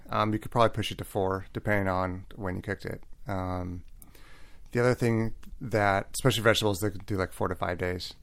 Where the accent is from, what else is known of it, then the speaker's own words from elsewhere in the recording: Seattle, Washington, United States; now in Santa Barbara, United States; I'm from Seattle